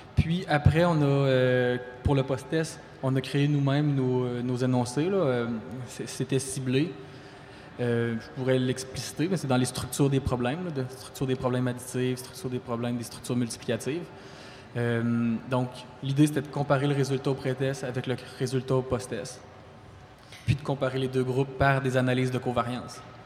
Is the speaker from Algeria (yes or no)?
no; Quebec City, Quebec, Canada; moved away as an adult; also born or lived in Rimouski; now in Abitibi-Témiscamingue, Canada; je suis natif de la région de Québec